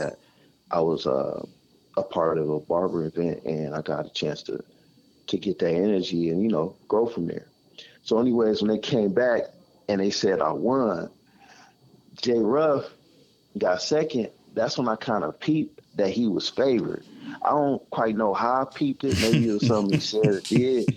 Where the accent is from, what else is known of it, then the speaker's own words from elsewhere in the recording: Pasadena, California, United States; I'm from Pasadena